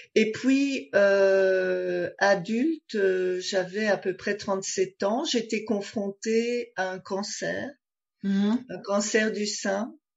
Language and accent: French; Belgium; j'ai déménagé d'un village, euh, où j'ai grandi, en Belgique